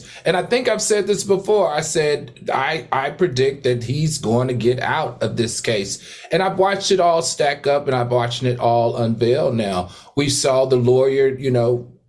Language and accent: English; Horsepasture, Virginia, United States; where I grew up from in Horse Pasture, Virginia